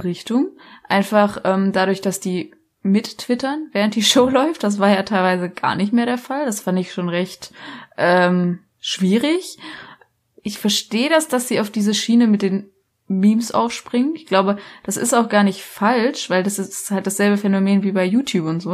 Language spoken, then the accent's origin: German; Black Forest, Baden-Württemberg, Germany; ich komme aus dem Schwarzwald